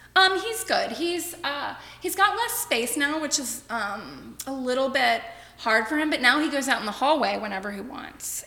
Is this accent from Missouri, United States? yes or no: no; Cincinnati, Ohio, United States; also born or lived in Las Vegas; I am originally from Cincinnati. I grew up in Anderson Township, born and raised in Anderson.